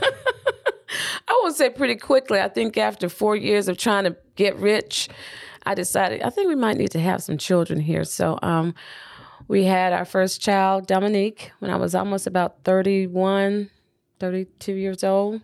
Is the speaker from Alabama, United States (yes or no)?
yes; Birmingham, Alabama, United States; moved away as an adult; also born or lived in Auburn, Alabama; now in Atlanta, United States; I grew up in Birmingham